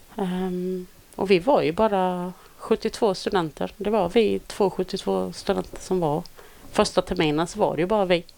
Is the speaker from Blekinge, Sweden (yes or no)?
yes; Olofström, Blekinge, Sweden; moved away; Jag kommer från eh, Blekinge från mm. början. Mm. Eh, lilla Olofström